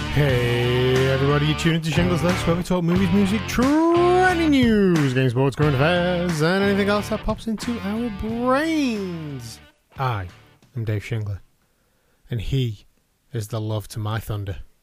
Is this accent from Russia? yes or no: no; United Kingdom; we are British